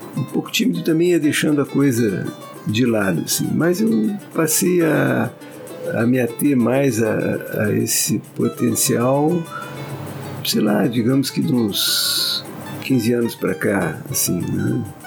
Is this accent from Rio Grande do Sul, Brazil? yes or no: yes; Pelotas, Rio Grande do Sul, Brazil; moved away as an adult; also born or lived in Brasília / Porto Alegre; now in Vitória, Brazil; sou de Pelotas, hoje moro em Vitória